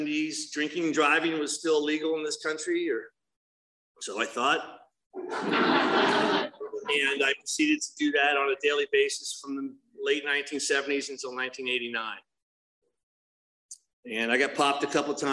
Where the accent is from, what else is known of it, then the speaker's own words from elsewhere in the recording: New Jersey, United States; also born or lived in Los Angeles; now in Laguna Hills, United States; I grew up in New Jersey